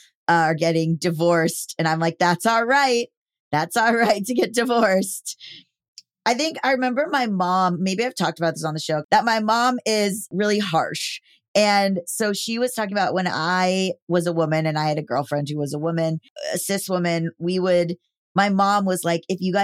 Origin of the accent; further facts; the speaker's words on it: Florida, United States; growing up in Florida